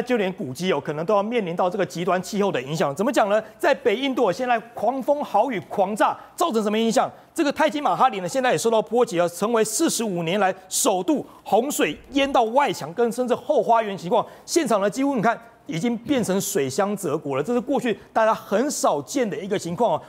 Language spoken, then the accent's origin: Chinese; Taiwan; 这个温度已经不是我们台湾人能够想象了